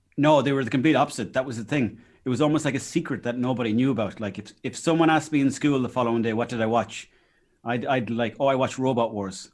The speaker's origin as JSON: {"language": "English", "area": "Mayo", "region": "Connacht", "country": "Ireland", "tie": "born or raised there", "said": "when I was growing up in Mayo"}